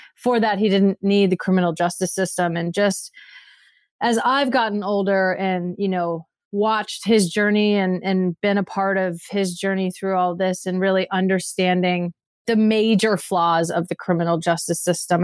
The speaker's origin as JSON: {"language": "English", "town": "Redding", "region": "California", "country": "United States", "tie": "born or raised there", "said": "I grew up in Redding, California"}